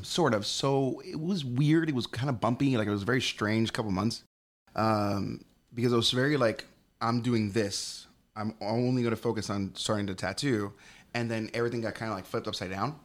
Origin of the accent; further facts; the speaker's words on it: Hialeah, Florida, United States; also born or lived in Colorado; I was born and raised in a town called Hialeah.